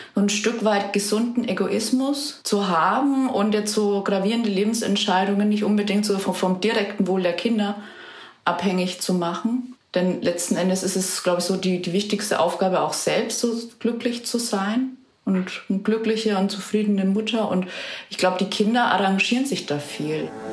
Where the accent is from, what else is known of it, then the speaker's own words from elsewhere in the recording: Birnfeld, Bavaria, Germany; moved away as an adult; also born or lived in Schweinfurt / Munich; Also geboren bin ich in Schweinfurt, aber ich, ich stamme aus Birnfeld